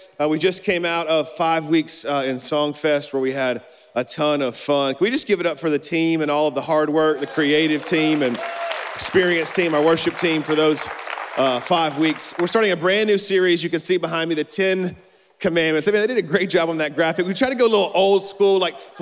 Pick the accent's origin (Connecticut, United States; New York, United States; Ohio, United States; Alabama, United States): Alabama, United States; I'm from Alabama